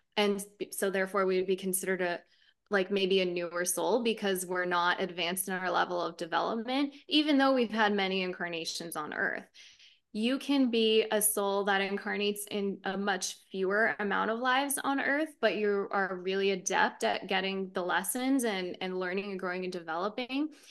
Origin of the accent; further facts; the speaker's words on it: United States; we're here in the States, right? Growing up in the States, we have our culture that shapes us